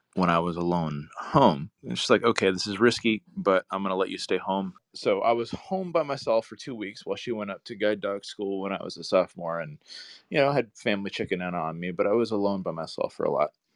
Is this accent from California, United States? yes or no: yes; Santa Cruz, California, United States; moved away; I grew up in Santa Cruz up in Northern California